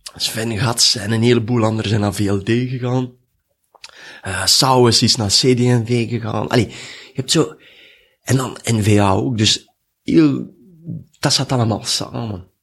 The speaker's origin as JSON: {"language": "Dutch", "town": "Duffel", "region": "Flanders", "country": "Belgium", "tie": "born or raised there", "said": "ik ben in Duffel geboren, dus tegen Mechelen."}